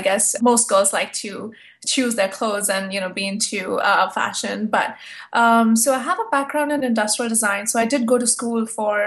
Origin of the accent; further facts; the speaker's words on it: India; moved away as an adult; also born or lived in New York City; now in New York, United States; when I was growing up in India, and I'm a Hindu and partly Buddhist